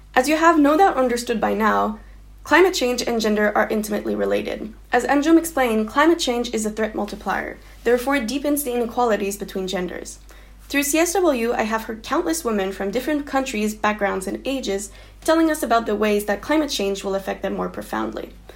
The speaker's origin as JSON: {"language": "English", "town": "Montreal", "region": "Quebec", "country": "Canada", "tie": "born or raised there", "also_born_or_lived": "Leiden, Netherlands", "said": "I'm proudly born and raised in Montreal."}